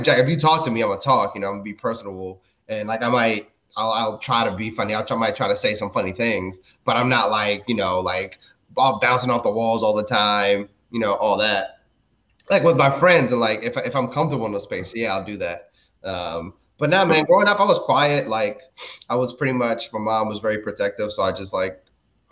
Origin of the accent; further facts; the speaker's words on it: Maryland, United States; also born or lived in Dominican Republic; We moved to Maryland when I was 4, and I've pretty much been here ever since